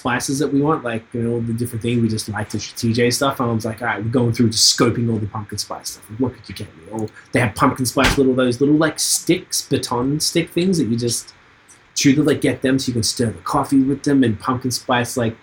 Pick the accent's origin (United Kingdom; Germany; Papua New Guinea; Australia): Australia; moved away as an adult; also born or lived in Toronto; now in Quebec, Canada; I'm like, Australia